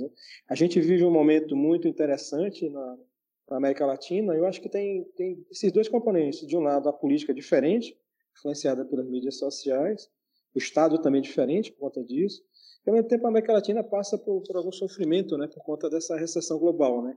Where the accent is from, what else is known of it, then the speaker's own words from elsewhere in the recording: Teresina, Piauí, Brazil; Sou apaixonado pela, pela minha terra